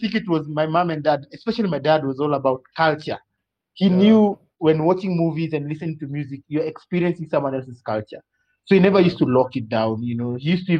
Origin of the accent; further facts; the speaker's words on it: Russia; born there; My dad, because I was born in Russia, and when my dad was posted there, he really instilled in us movie night